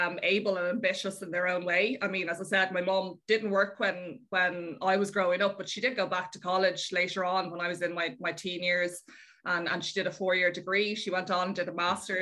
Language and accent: English; Dublin, Leinster, Ireland; also born or lived in Rome; I grew up in Dublin, yeah. I've lived in Dublin all my life.